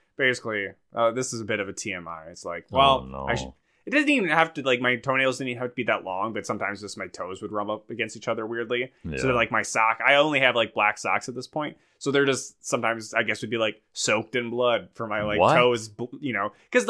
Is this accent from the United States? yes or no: yes; Minnesota, United States; Milk it. I'm milking it. I'm from Minnesota.